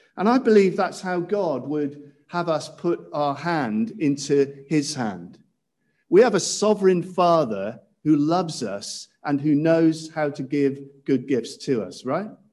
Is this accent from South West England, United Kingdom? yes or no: yes; Cirencester, South West England, United Kingdom; when I was growing up in Cirencester Baptist Church